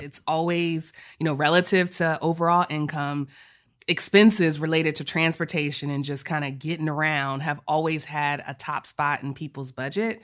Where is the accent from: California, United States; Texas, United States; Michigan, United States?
Texas, United States; we're from Texas